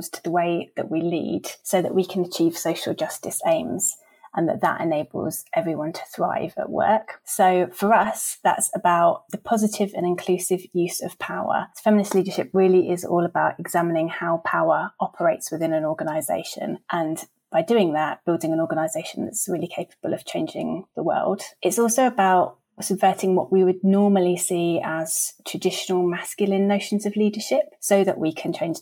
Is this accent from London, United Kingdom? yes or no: no; just outside Brighton, Sussex, South East England, United Kingdom; I grew up just outside Brighton and I left Sussex when I was 18 to go to university, but came back about 5 years ago